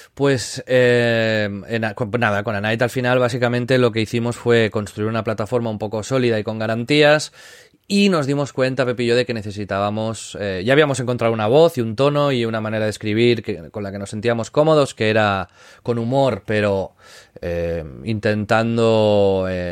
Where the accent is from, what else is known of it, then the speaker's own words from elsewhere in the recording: Tiana, Catalonia, Spain; yo nací en, Tiana, que es un pueblo del Maresma, al lado de Barcelona